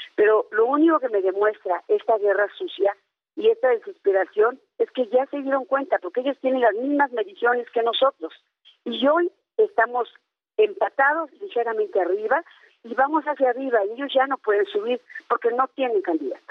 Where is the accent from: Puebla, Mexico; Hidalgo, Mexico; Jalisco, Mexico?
Hidalgo, Mexico; soy hidalguense